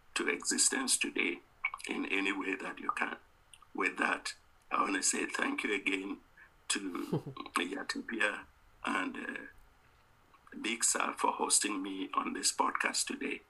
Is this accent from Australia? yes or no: no; Cameroon; I was from the Mbum in a part of Cameroon